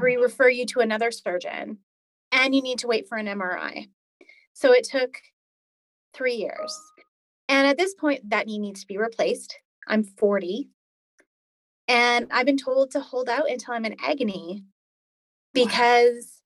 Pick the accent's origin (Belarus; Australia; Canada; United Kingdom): Canada; Edmonton, Alberta; moved away; I was born in Edmonton, Alberta, um, which is one of the prairie provinces in Canada in the 80s